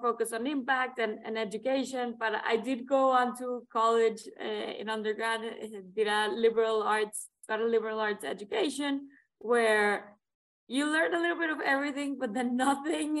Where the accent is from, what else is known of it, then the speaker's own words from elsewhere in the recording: Monterrey, Nuevo León, Mexico; moved away as an adult; I was born and raised in Monterrey, Mexico